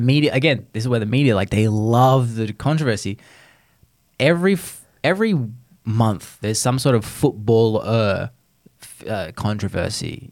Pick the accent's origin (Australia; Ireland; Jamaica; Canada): Australia; moved away; you're talking to an Aussie